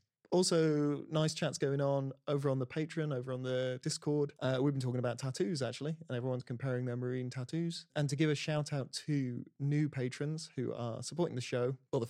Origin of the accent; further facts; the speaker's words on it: Birmingham, West Midlands, United Kingdom; accent: Brummie; Yeah, because I'm a Brummie.